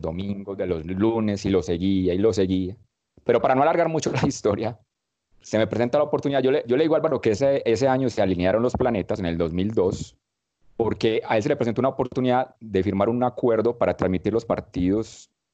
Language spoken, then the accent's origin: Spanish; Medellín, Antioquia, Colombia; En la ciudad que nací, en Medellín